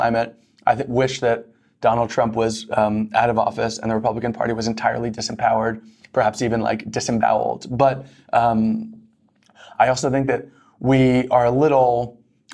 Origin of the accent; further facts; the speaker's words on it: New York, United States; I grew up in New York in the 90s